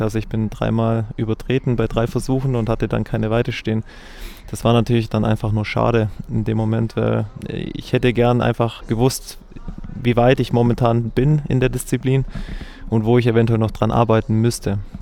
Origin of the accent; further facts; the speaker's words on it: Germany; Ich bin in Recklisweiler aufgewachsen und habe da Fußball und Handball gespielt